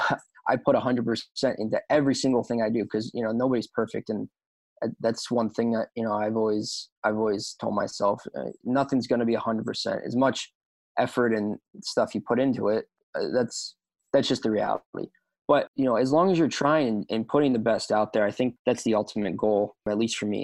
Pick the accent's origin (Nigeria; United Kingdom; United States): United States; right west of Philadelphia, Pennsylvania; also born or lived in near Washington, D.C.; now in Woodbury, United States; I was born right outside D.C. I live a majority of my life right west of Philadelphia